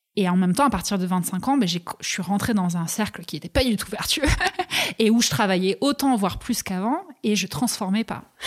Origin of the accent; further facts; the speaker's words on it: Toulouse, Occitania, France; moved away as an adult; also born or lived in Pyrenees; je vais vivre avec ma mère à Toulouse jusqu'à mes 18 ans